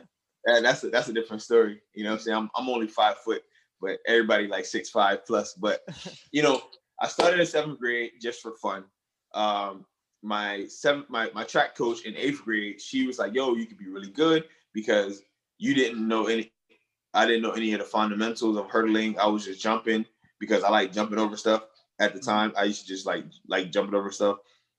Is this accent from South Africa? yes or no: no; Monrovia, Montserrado, Liberia; now in United States; Well, I was originally born and raised in Monrovia, Liberia. However, I came to the U.S. Not because we wanted to take a vacation, sadly.